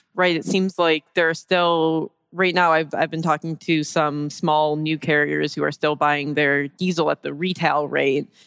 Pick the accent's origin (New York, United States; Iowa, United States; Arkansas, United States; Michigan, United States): Michigan, United States; Detroit; I'm from Detroit